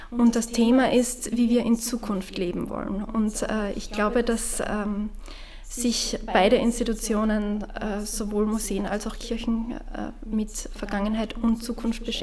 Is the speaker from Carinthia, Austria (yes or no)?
no; Ramsau am Dachstein, Styria, Austria; in äh, meiner Jugend in Ramsau am Dachstein war für mich der Jugendkreis äh, sehr wichtig.